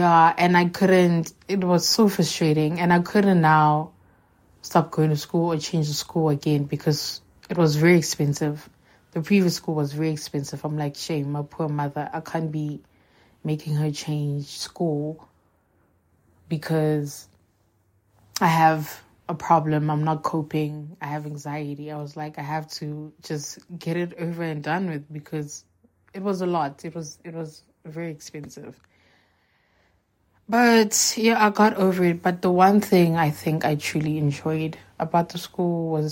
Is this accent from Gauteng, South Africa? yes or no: yes; Johannesburg, Gauteng, South Africa; also born or lived in Seshego, Limpopo; I moved back to Johannesburg 2006. Yeah, I was in grade 2. And then, yeah, I lived with my mom. I've lived here since.